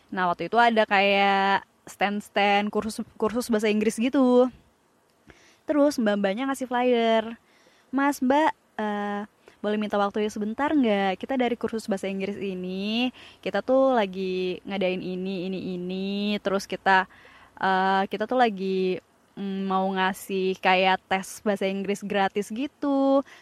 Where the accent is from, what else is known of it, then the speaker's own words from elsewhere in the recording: Padang, West Sumatra, Indonesia; Karena karena gue orang Padang.